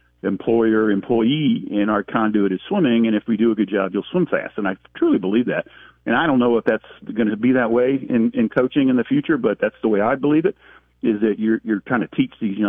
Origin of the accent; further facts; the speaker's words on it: South Carolina, United States; now in Indiana, United States; I grew up in South Carolina